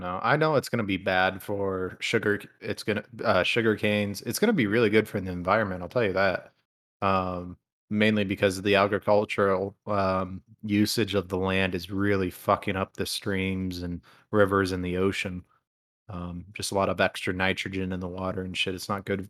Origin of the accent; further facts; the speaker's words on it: Toledo, Ohio, United States; I grew up in Toledo